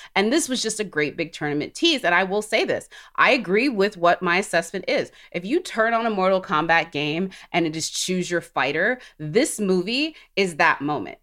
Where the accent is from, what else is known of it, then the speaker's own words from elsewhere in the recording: Alabama, United States; I'm from Alabama